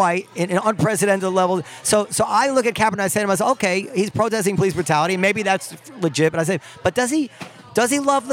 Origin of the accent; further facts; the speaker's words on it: United States; As an American